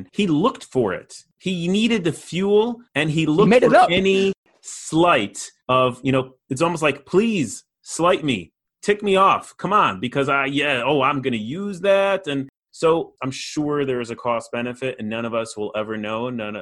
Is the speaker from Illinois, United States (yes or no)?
yes; Chicago, Illinois, United States; I grew up in Chicago